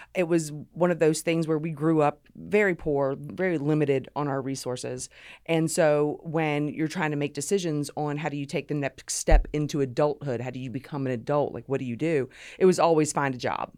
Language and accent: English; Savannah, Georgia, United States; also born or lived in Honolulu, Hawaii; grew up right outside of Savannah